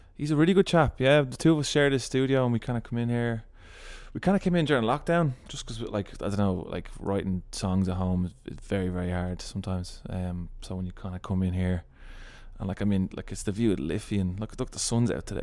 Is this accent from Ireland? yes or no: yes; Ireland; we were referred to as the Irish guys.